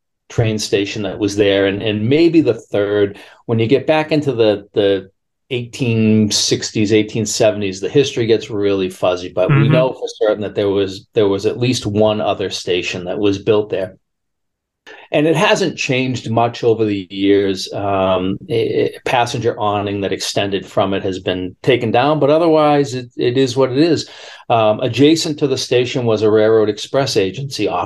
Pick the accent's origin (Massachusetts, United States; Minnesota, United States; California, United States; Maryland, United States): Massachusetts, United States; Franklin; I grew up on Lee Street